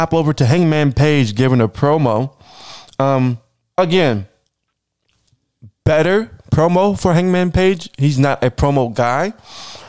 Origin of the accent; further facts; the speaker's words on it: Baltimore, Maryland, United States; accent: Baltimore; my hometown, Baltimore, Maryland, a wrestling city